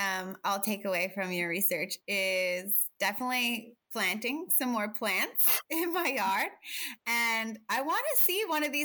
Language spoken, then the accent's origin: English; Canada; now in Australia; I'm from Canada, so I immigrated and now I just became a citizen last week.